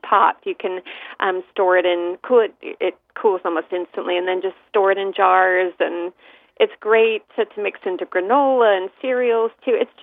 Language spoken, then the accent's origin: English; San Francisco East Bay, California, United States; I grew up in the San Francisco East Bay